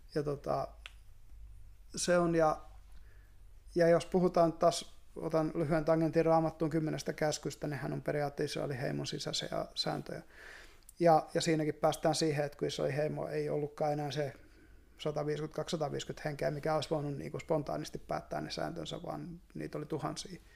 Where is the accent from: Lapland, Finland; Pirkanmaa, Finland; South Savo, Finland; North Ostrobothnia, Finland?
South Savo, Finland; Savonlinna; me ollaan molemmat vähän niin kuin maalta. Mä oon, mä oon Savonlinnasta